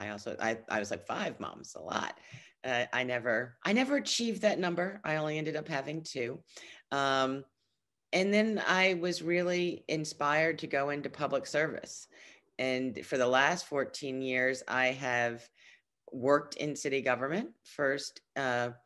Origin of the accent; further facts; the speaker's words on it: New York City, New York, United States; I was born and raised in Brooklyn